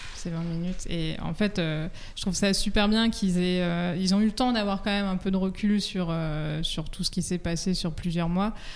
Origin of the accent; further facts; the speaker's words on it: France; chez nous en France.